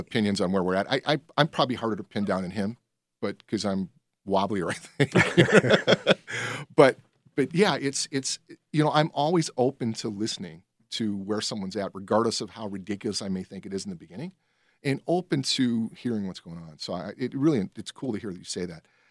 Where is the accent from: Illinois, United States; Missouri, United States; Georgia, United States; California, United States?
Illinois, United States; Berwyn; moved away as an adult; I grew up in Berwyn.